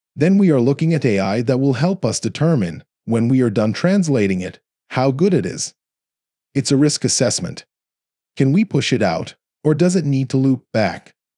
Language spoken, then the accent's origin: English; Texas, United States; also born or lived in South Korea; Dell was in my hometown